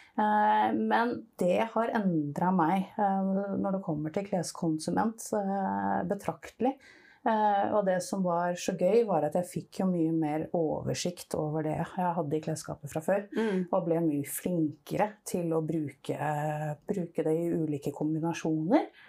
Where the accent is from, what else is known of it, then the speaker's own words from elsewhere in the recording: Nesodden, Akershus, Norway; Jeg er oppvokst eh, på Nesodden